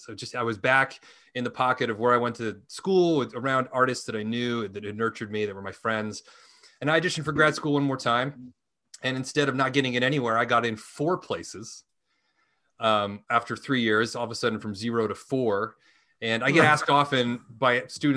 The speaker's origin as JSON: {"language": "English", "town": "Salt Lake City", "region": "Utah", "country": "United States", "tie": "born or raised there", "moved": "as an adult", "lives_now": "Los Angeles, United States", "said": "I grew up in Utah."}